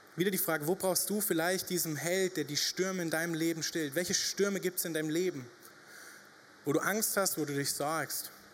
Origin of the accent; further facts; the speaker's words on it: Upper Franconia, Bavaria, Germany; moved away as an adult; now in Reutlingen, Germany; wir kommen ja aus Oberfranken